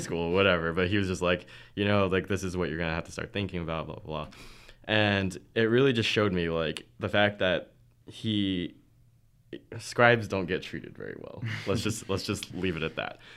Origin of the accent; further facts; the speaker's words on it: Anaheim, California, United States; moved away; also from California, Anaheim